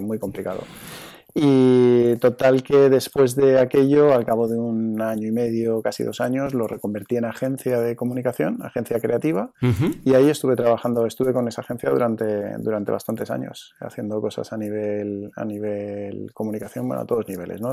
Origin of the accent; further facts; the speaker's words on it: Zaragoza, Aragon, Spain; moved away as an adult; also born or lived in Madrid; now in Hoyo de Manzanares, Spain; yo soy de Zaragoza, pues yo ya empecé a competir aquí en Zaragoza en el año, en el año 89-90